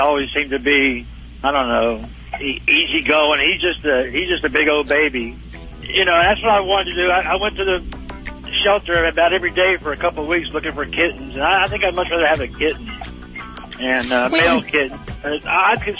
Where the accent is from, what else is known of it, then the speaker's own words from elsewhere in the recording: Dallas, Texas, United States; I'm from Dallas, though.